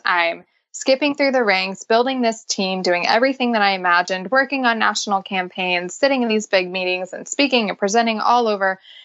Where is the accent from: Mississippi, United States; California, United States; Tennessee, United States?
Tennessee, United States; Nashville; I am born and raised in Nashville, believe it or not. I'm a Nashville native